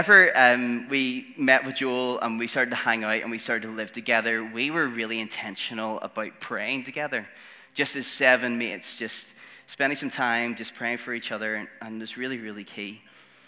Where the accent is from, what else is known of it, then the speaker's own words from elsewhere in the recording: Northern Ireland, United Kingdom; all of the six Northern Irish boys, we all kind of grew up in church